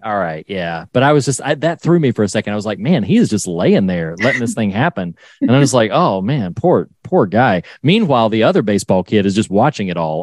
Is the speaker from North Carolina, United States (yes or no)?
yes; North Carolina, United States; I'm from North Carolina and uh Wilmington is an area that I knew well.